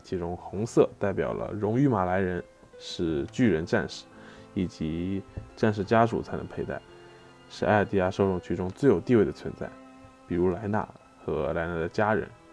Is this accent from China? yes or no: yes; Wenzhou, Zhejiang, China; 作为一个温州人